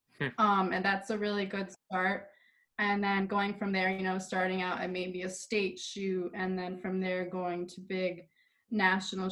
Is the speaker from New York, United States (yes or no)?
yes; Tully, New York, United States; I am from Tully, New York, which is upstate New York, not the city